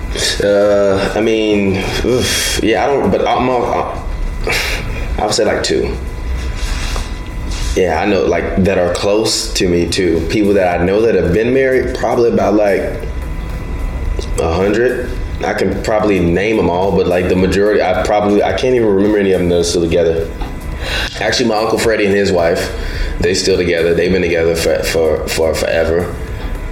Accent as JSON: {"language": "English", "town": "Chicago", "region": "Illinois", "country": "United States", "said": "I'm from Chicago"}